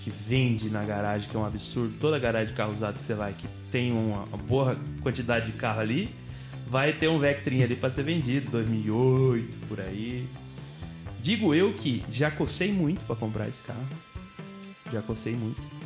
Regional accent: São Sebastião, Brazil; nós somos de São Sebastião

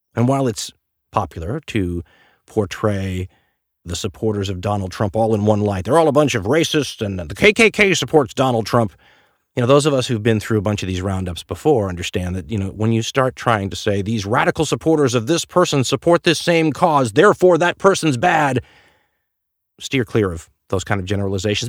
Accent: United States; as an American

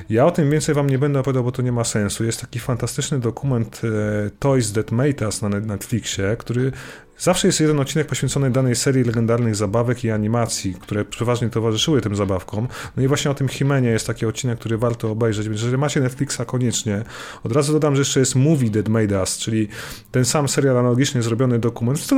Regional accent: Poland; wychowaliśmy się na tym, bo tylko to było w telewizji w Polsce, tam wiecie, w latach 80. i na przełomie lat 80.

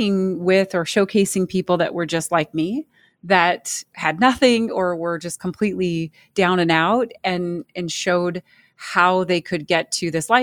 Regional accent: United States; I was born in the United States. I speak English

